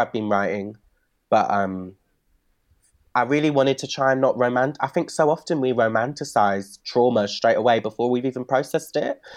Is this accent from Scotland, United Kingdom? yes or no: no; Bristol, South West England, United Kingdom; growing up in Bristol